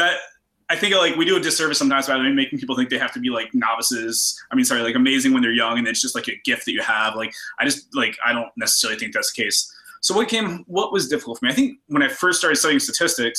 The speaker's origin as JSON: {"language": "English", "town": "Roanoke", "region": "Virginia", "country": "United States", "tie": "born or raised there", "said": "growing up in Roanoke, you kind of go to UVA or you go to tech"}